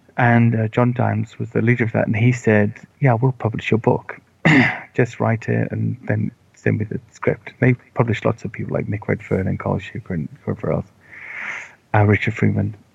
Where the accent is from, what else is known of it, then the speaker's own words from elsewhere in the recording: Wales, United Kingdom; I grew up in Wales where they have Welsh